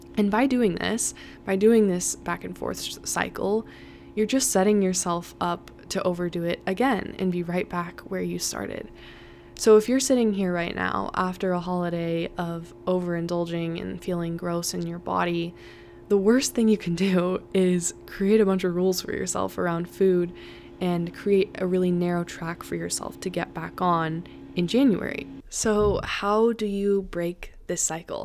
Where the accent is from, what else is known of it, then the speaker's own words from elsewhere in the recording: Colorado, United States; I was born in Colorado, so I am so used to the snow and to the mountains